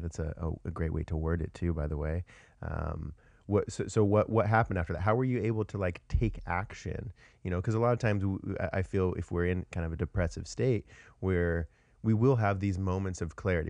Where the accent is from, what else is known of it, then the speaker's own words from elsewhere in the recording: Washington, United States; moved away as an adult; now in Austin, United States; I'm actually from Washington originally